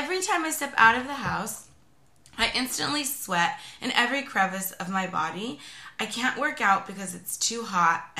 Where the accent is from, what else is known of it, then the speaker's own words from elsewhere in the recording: California, United States; we're from California